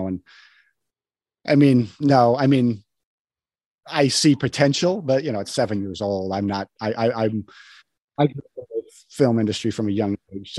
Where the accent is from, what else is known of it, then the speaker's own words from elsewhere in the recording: New Mexico, United States; also born or lived in Wyoming; now in Los Angeles, United States; I grew up on a ranch in Wyoming. And then I moved to New Mexico, which was where my family was originally from